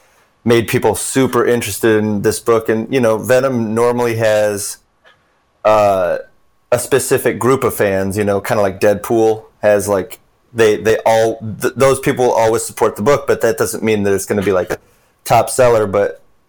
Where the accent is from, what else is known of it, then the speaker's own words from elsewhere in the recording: Troy, Michigan, United States; I grew up in Troy, Michigan